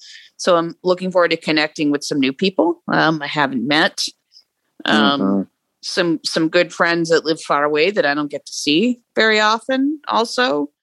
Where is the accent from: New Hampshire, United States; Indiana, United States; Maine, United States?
New Hampshire, United States; now in California, United States; I'm from New Hampshire originally